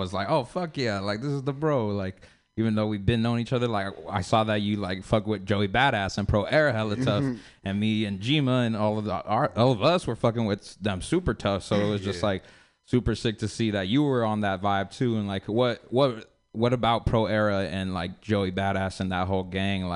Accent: San Francisco, California, United States; coming from San Francisco, coming from the Mission

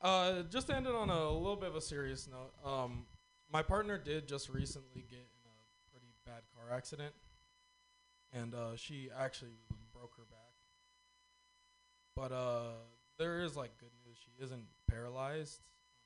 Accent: California, United States; Well, from Northern California.

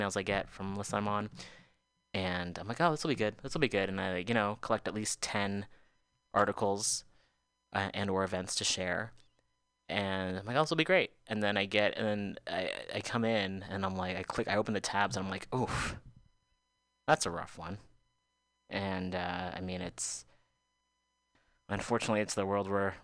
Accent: United States; growing up in the United States

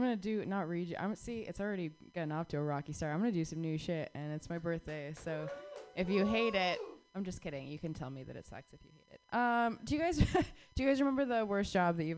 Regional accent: Arizona, United States; moved away; I grew up in the Southwest

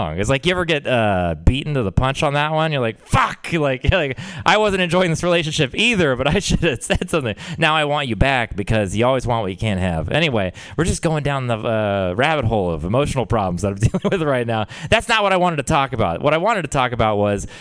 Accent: Texas, United States; I'm from Texas

